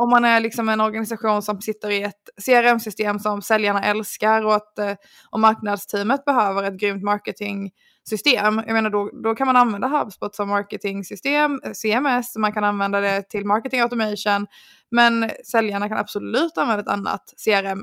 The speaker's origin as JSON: {"language": "Swedish", "country": "Sweden", "said": "som svensk"}